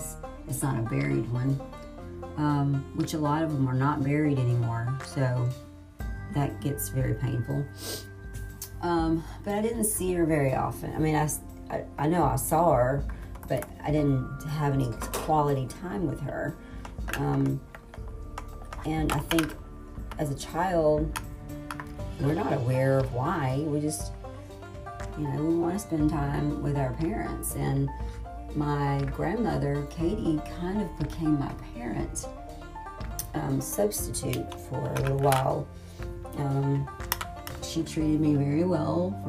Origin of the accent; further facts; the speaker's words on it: Atmore, Alabama, United States; I was born in Atmore in 69.